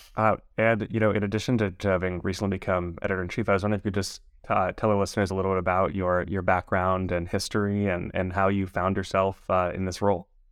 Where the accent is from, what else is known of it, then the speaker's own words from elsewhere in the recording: Los Angeles, California, United States; I was born and raised in Los Angeles